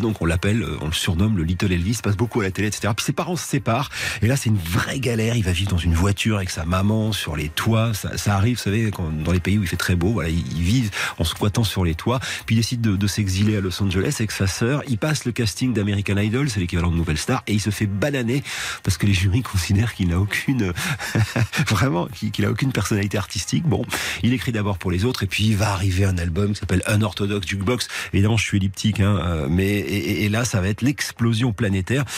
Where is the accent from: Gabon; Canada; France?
France; chez nous en France